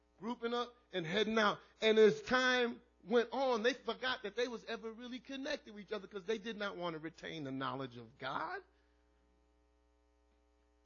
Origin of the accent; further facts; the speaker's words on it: New York City, New York, United States; also born or lived in Brooklyn, New York; I was born in Brooklyn, raised in the Bronx.